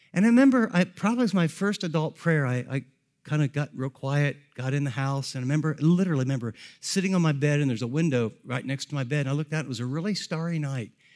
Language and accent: English; Columbus, Ohio, United States; I grew up in the Columbus area